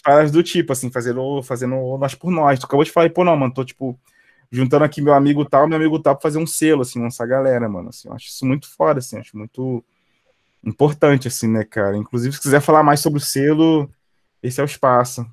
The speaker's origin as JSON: {"language": "Portuguese", "country": "Brazil", "tie": "born or raised there", "also_born_or_lived": "Belfort", "said": "cresci ali em São Francisco, ali que é do lado do, do, do teu bairro também"}